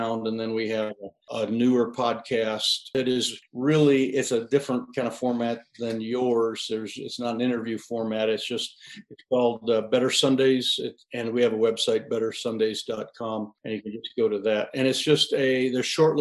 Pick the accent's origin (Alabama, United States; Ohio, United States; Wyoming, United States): Wyoming, United States; Sinclair; I'm from Sinclair, Wyoming, right in the kind of the middle of the state, more or less, south central.